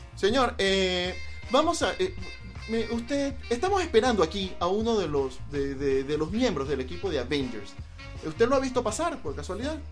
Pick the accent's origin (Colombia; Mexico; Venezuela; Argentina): Venezuela; eastern Venezuela; soy venezolano, y en el oriente de Venezuela, de donde vengo precisamente